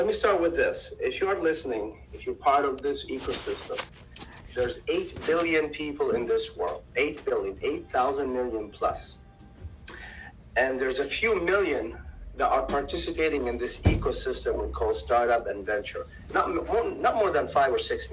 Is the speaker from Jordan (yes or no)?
yes; Jordan; also born or lived in Salt, Jordan; now in Silicon Valley, United States; from Jordan